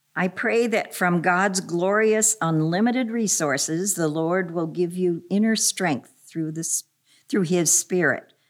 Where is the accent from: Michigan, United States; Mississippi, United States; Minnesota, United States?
Minnesota, United States; Minneapolis; I grew up in Minneapolis